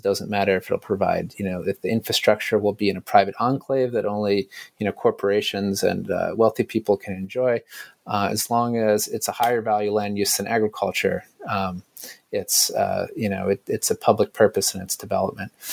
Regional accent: United States

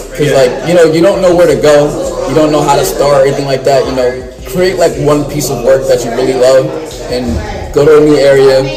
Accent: Middletown, New York, United States; my hometown right there

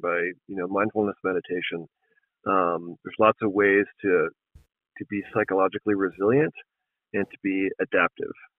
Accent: East Coast, United States; moved away as an adult; now in Montana, United States; I grew up on the East Coast um, and moved out west when I was, when I was 19. Um, and I've been living in Montana continuously since 1997

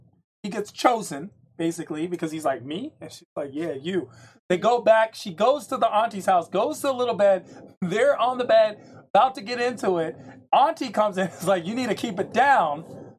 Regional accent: France; Part of my life, I grew up in France, and then mm-hmm. my brother is currently in Paris.

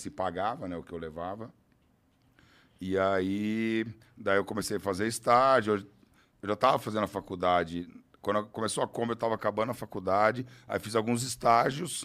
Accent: interior of São Paulo, Brazil; Eu sou do interior de São Paulo

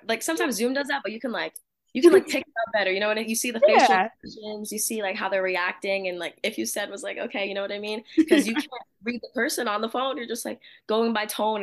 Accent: New Jersey, United States; moved away as an adult; also born or lived in Iowa; I'm from Jersey, so I live near Rutgers

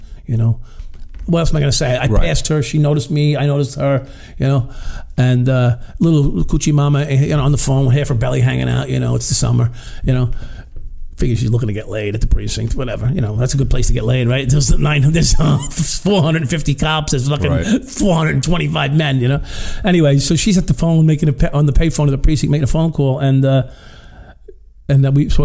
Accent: Long Island, New York, United States; also born or lived in Brooklyn; I was a Long Island kid, right? So I was born in Brooklyn, but raised on Long Island

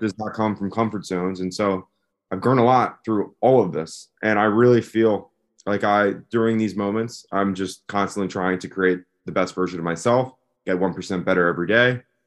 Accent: West Chester, Pennsylvania, United States; moved away; right outside of Philadelphia, a town called Westchester, Pennsylvania

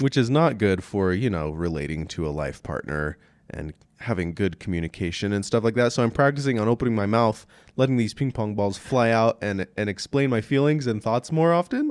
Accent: Meeker, Colorado, United States; I grew up in Meeker, Colorado.

